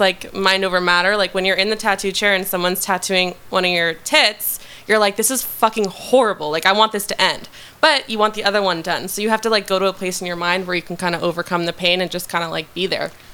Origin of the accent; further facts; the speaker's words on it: Westlake Village, California, United States; I'm from Westlake Village, California